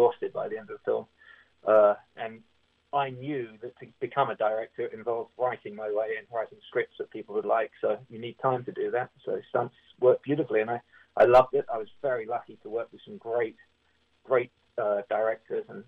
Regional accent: Berkshire, South East England, United Kingdom; moved away as an adult; also born or lived in Windsor; now in Los Angeles, United States; I grew up in a place called in a county called Berkshire

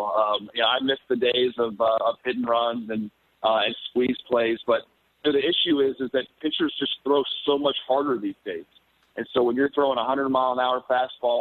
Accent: Baltimore, Maryland, United States; moved away as an adult; also born or lived in Atlanta, Georgia / New York City; my hometown of Baltimore

